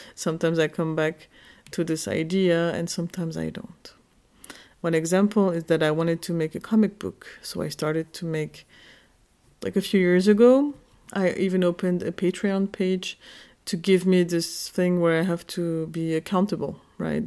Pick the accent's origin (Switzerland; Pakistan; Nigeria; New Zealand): Switzerland; Geneva; moved away as an adult; now in Berlin, Germany; I'm Kurdish. I was born in Geneva, Switzerland in nineteen eighty-four. And I moved to Berlin when I was twenty-five